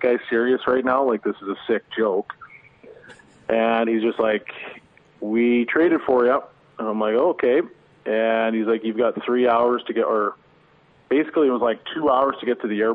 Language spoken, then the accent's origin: English; Edmonton, Alberta, Canada; as a kid from Edmonton, you want to pride yourself in being able to play for your hometown team